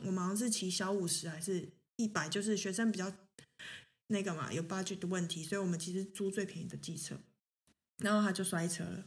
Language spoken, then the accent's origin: Chinese; Taiwan; moved away as an adult; now in Germany; 我本身是在台湾出生